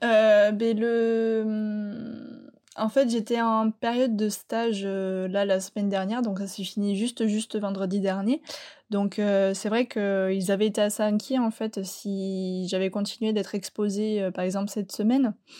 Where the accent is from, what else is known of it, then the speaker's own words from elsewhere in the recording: Landes, Nouvelle-Aquitaine, France; je viens des Landes